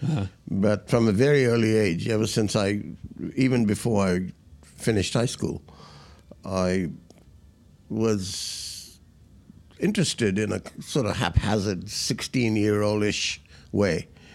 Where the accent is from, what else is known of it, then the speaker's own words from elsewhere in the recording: Fiji; Fiji is a country where I grew up